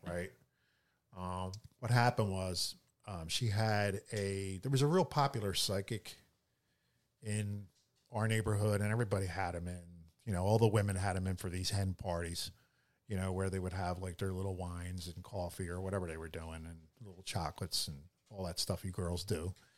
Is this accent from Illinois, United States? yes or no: no; Philadelphia, Pennsylvania, United States; I grew up in Philadelphia